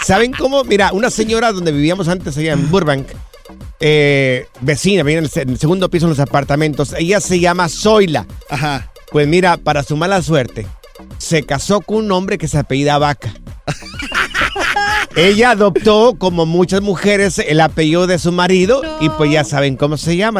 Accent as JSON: {"language": "Spanish", "region": "Jalisco", "country": "Mexico", "tie": "born or raised there", "said": "cuando yo estaba pequeño allá en mi rancho, en Miraplanes, en Jalisco"}